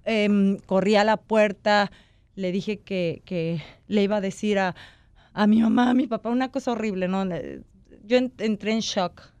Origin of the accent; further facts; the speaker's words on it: Mexico; yo como mexicana me siento súper orgullosa